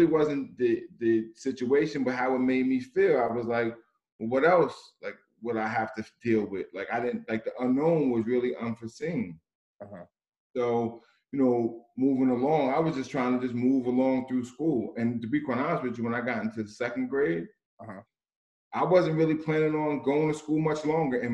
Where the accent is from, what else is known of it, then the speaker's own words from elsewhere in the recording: Red Bank, New Jersey, United States; I grew up born and raised in Red Bank, New Jersey.